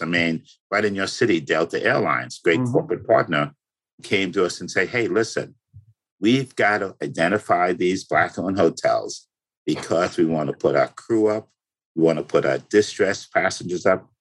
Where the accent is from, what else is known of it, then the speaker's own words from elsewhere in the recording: Bahamas; moved away; When I was a kid growing up in the Bahamas